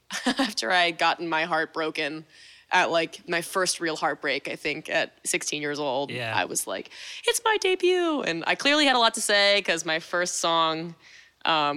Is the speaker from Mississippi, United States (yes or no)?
no; Centreville, Maryland, United States; growing up in Centerville, there's, like, not shit to do over there in cornfields